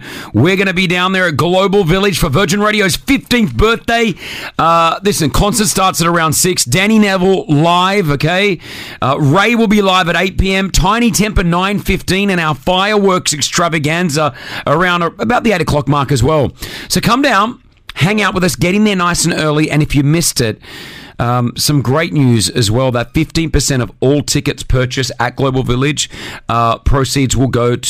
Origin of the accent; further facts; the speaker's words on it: United Kingdom; I'm a Brit.